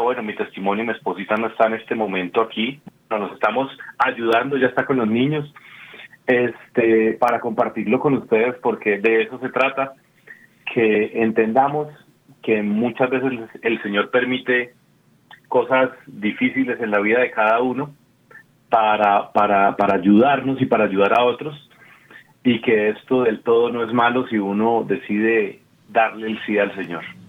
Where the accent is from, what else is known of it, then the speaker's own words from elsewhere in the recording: Colombia; soy actor colombiano, tengo 42 años.